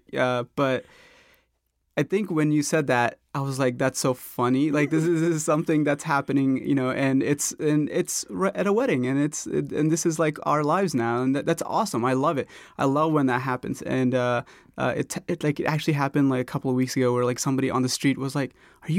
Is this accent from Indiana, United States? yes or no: no; Norcross, Georgia, United States; also born or lived in India; I was born in India, but we moved to Atlanta in 98, and specifically to Norcross, Gwinnett County, in 98. So I was 13.